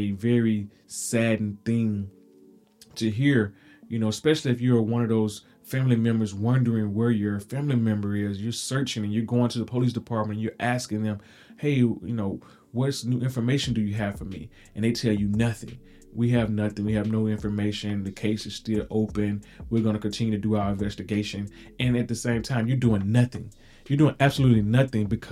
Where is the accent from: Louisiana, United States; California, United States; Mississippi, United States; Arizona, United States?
Mississippi, United States; I am from Mississippi